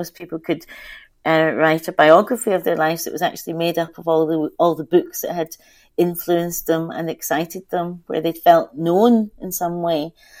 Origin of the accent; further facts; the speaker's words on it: Scotland, United Kingdom; I was really lucky because I was, adopted by two white Scottish people